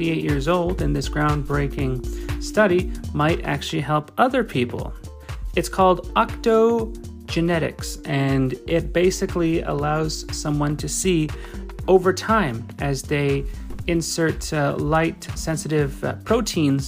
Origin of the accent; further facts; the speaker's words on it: Alberta, Canada; I'm from Alberta, Canada. It's where I broadcast from.